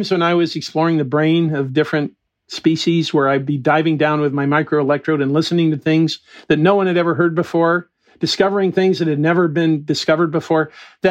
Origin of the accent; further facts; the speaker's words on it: United States; I grew up in the Mojave Desert.